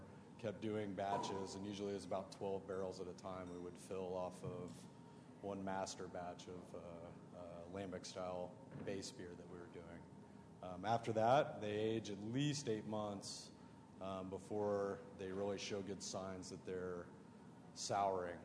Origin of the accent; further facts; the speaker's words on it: Muncie, Indiana, United States; I'm from Muncie, Indiana originally.